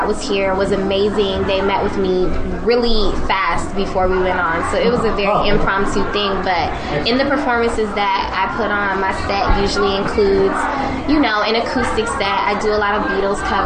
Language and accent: English; Chicago, Illinois, United States; moved away; I'm originally from Chicago